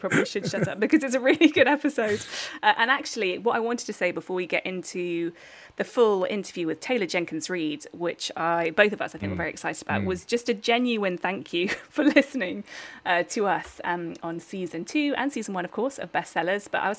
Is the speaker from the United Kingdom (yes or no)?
yes; United Kingdom; because we are British.